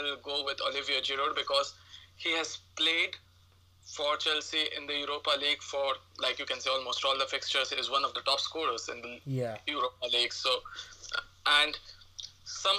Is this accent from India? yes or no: yes; India; I come from India